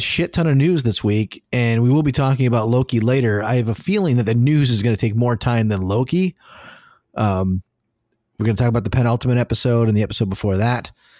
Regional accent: Detroit, Michigan, United States; Nobody from Detroit says Detroit. We're from Detroit.

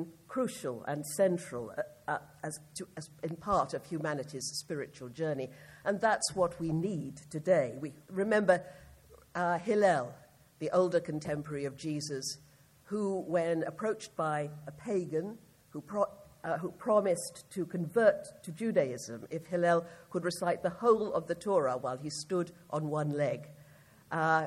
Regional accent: United Kingdom; I speak as a British person

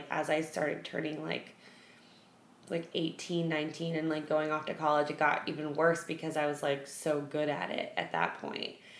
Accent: New York City, New York, United States; my whole family's like big baseball people because we're from the Bronx

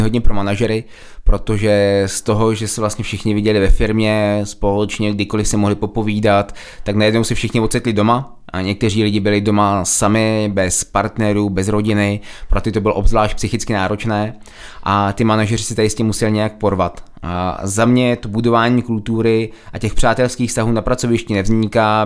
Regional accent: Czechia; my Češi

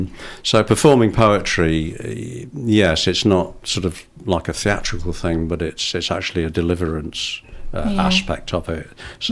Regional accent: Wales, United Kingdom; I mean, I'm Welsh and I'm thinking, why hasn't he got a Welsh voice?

